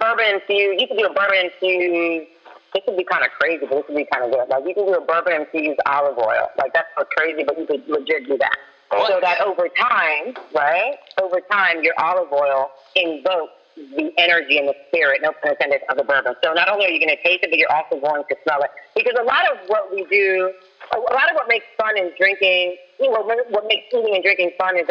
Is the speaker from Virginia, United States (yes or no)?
yes; Falls Church, Virginia, United States; I was raised in Falls Church, Virginia